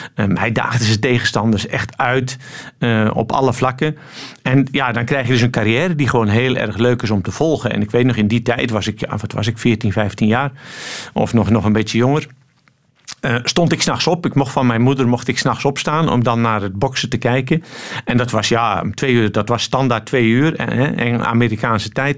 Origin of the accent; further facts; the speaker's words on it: Netherlands; now in Antwerp, Belgium; je bent geboren in Nederland, dus dat blijf je